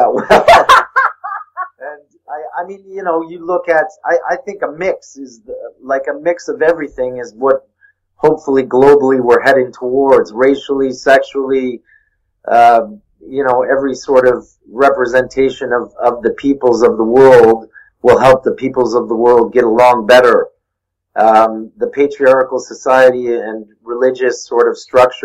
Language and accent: English; Toronto, Ontario, Canada; I grew up here in Toronto